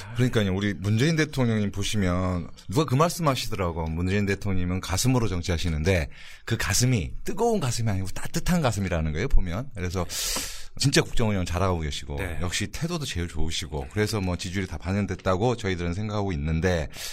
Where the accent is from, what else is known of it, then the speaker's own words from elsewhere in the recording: Honam, South Korea; 제가 또 호남 출신이고